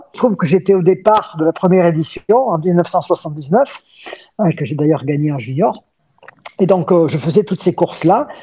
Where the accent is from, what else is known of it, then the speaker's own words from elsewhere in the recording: Gap, Provence-Alpes-Côte d'Azur, France; moved away as an adult; je suis né euh, à Gap, dans les Hautes-Alpes. Je suis ce qu'on appelle un Gapensé